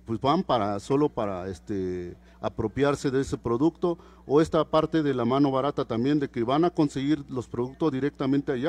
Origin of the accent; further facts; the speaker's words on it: Oaxaca, Mexico; first language Mazatec; Spanish is a second language; Antes que nada, un saludo en, en, mi lengua materna, que es el mazateco.